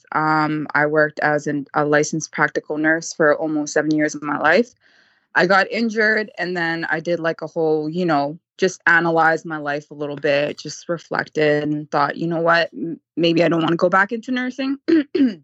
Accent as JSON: {"language": "English", "town": "Vancouver", "region": "British Columbia", "country": "Canada", "said": "I'm from Canada"}